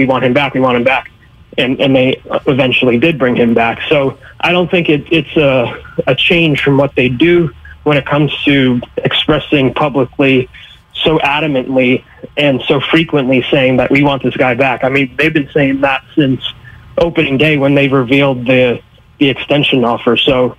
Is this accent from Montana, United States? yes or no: no; Bronx, New York, United States; When I grew up in the Bronx, and I remember several times that Jeter was booed